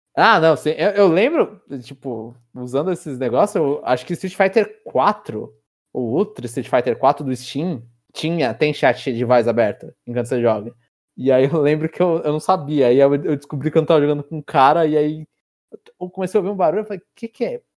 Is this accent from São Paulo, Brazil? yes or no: yes; São Paulo, Brazil; Cidade, São Paulo